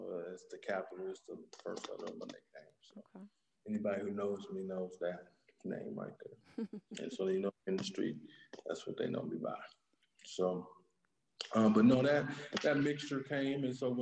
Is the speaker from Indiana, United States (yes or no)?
yes; Indianapolis, Indiana, United States; I'm originally from Indianapolis, born and raised in Indianapolis, east side of Indianapolis